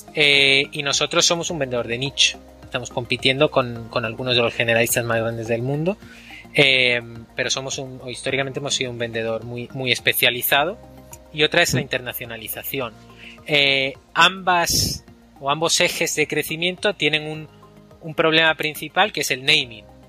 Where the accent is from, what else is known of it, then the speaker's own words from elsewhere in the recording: Málaga, Andalusia, Spain; moved away as an adult; also born or lived in Grenoble, France; Soy malagueño